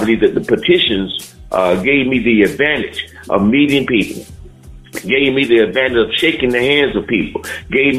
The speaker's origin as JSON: {"language": "English", "area": "Miami-Dade County", "region": "Florida", "country": "United States", "said": "I'm from Miami-Dade County"}